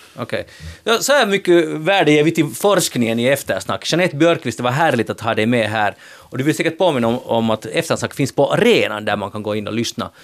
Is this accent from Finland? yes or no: yes; Finland; vi är finlandssvenskar